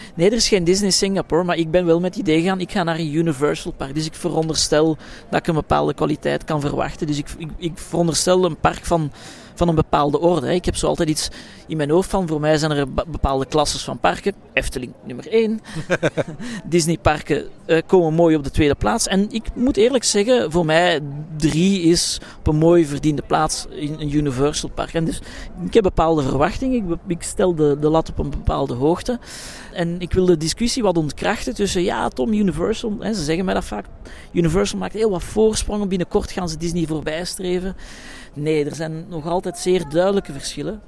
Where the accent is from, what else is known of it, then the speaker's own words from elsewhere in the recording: Brussels, Brussels-Capital Region, Belgium; In mijn thuisstad Brussel